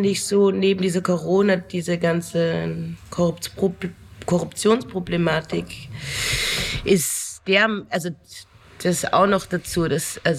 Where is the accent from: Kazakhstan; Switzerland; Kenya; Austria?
Austria; dass man als Bürger mit so Situationen konfrontiert wird, als Österreicher, wie da umgegangen wird.